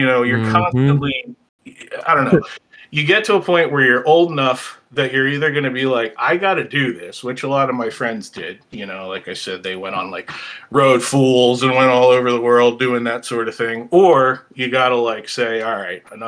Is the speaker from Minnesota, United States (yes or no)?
no; outside of Philly, Pennsylvania, United States; I grew up outside of Philly, about 15 miles southwest of the city, so it was pretty suburban, urban